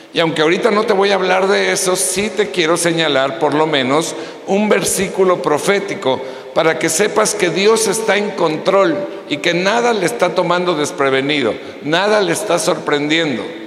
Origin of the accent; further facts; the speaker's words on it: Mexico; nosotros, los mexicanos